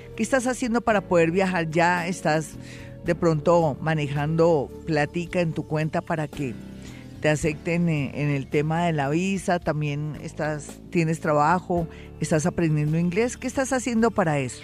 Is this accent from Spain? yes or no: no; Colombia; somos los colombianos